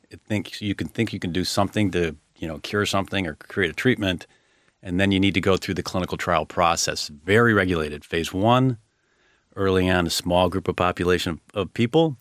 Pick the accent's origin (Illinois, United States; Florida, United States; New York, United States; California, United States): Illinois, United States; Chicago; I grew up in Chicago, uh, real estate family